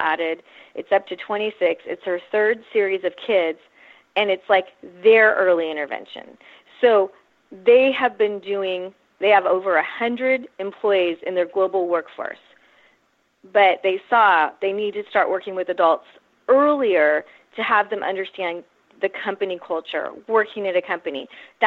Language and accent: English; Silicon Valley, California, United States; moved away as an adult; now in San Diego, United States; I'm actually from Silicon Valley, though I've lived in San Diego since I went to college here in 87